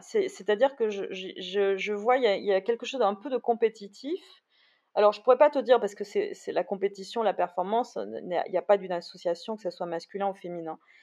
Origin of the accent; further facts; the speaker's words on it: Bordeaux, Nouvelle-Aquitaine, France; je suis bordelaise, donc euh, c'est vrai que je Bordeaux c'est une ville quand même que je connais